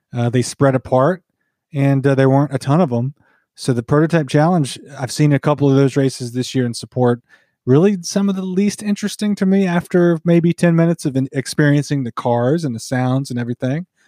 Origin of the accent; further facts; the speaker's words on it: near Wilkesboro, North Carolina, United States; We grew up obviously near Wilkesboro, North Carolina, the moonshine capital of of history